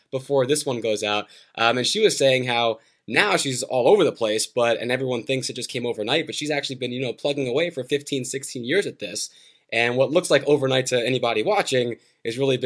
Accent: New Jersey, United States; growing up in New Jersey

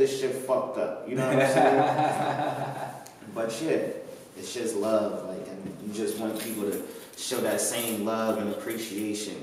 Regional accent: Atlanta, Georgia, United States; I grew up in Atlanta

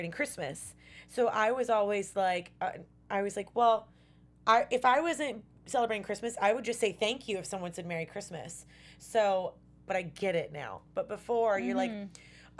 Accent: the South, United States; I'm from the South where they say Coke

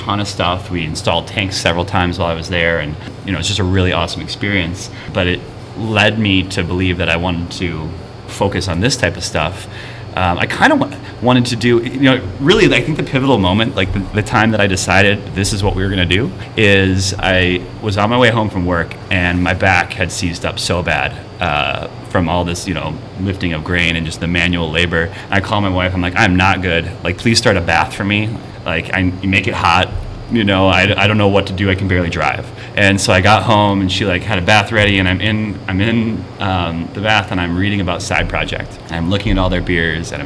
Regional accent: Mequon, Wisconsin, United States; also born or lived in Colorado; I grew up in Mequon, and you know, Brew City

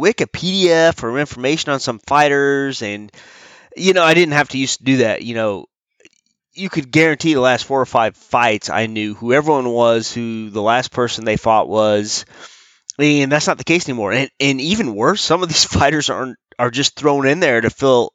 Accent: Missouri, United States; I'm from Missouri

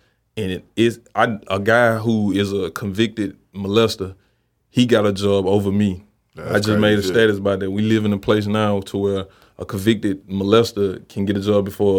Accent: Memphis, Tennessee, United States; bro, I grew up in Memphis, and you know, I'm 30 years old and you survive in Memphis.

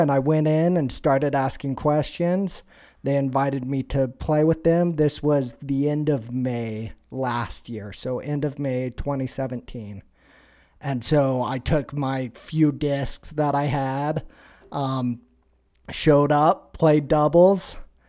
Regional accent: Montana, United States; born or raised there

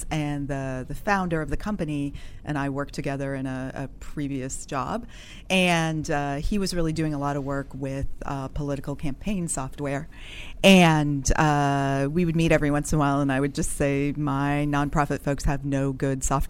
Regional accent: Wheat Ridge, Colorado, United States; I grew up in Wheat Ridge, Colorado, which is a suburb of Denver

